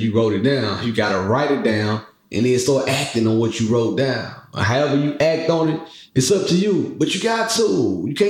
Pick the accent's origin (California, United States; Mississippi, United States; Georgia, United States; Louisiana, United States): Mississippi, United States; moved away; I'm from Mississippi. I've been in the country my whole life